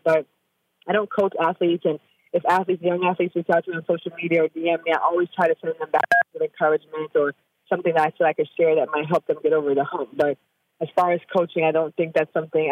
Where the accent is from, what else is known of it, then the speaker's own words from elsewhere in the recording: Jamaica; now in Austin, United States; I'm from Jamaica